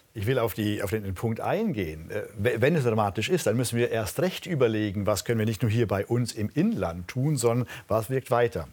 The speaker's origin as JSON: {"language": "German", "area": "Allgäu", "region": "Bavaria", "country": "Germany", "said": "Ich komme aus der Region, in der die Menschen sehr, sehr naturverbunden sind"}